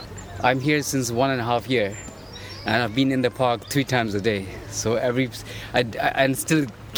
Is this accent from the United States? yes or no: no; North Germany, Germany; moved away as an adult; now in Leeds, United Kingdom; originally I'm from Germany, from North Germany, and we have a lot of green there.